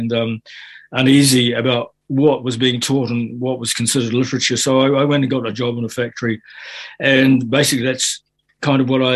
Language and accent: English; Fiji; also born or lived in Auckland, New Zealand; now in New Zealand; my background growing up in Fiji